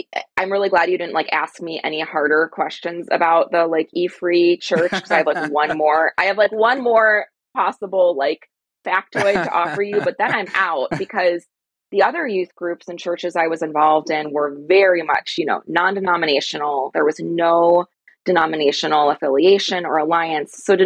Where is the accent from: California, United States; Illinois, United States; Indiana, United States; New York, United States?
Illinois, United States; outside of Chicago; I grew up outside of Chicago